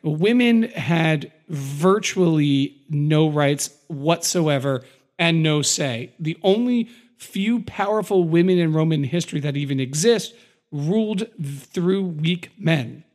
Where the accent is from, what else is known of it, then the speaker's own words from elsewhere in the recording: United States; I'm an American and I'm an American patriot